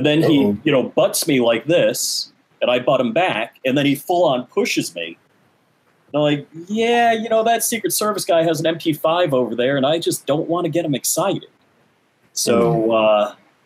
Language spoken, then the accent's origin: English; New York, United States; we grew up in New York together